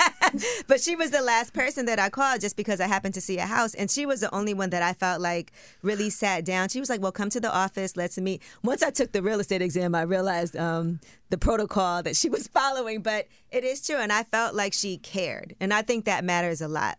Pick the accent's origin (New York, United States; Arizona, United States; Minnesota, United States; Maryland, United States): New York, United States; New York City; I'm from Brooklyn. I live there now